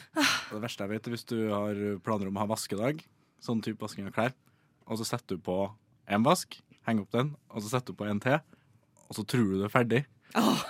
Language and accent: Norwegian; Trøndelag, Norway; som trønder